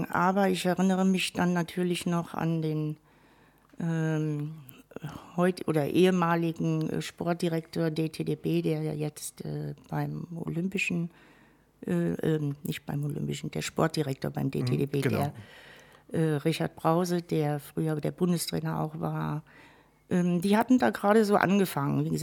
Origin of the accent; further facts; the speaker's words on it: Westerburg, Rhineland-Palatinate, Germany; also born or lived in Wirges; Gebürtig bin ich ein echtes Wellermädchen in der Tat. {S1} Oh. Ähm, Wirges, gar nicht so weit weg. Mhm. Genau. Hat mich dann in jungen Jahren, hat meine Mutter uns dann in den höheren Westerwald äh, verschleppt, sozusagen, {S0} nach Westerburg.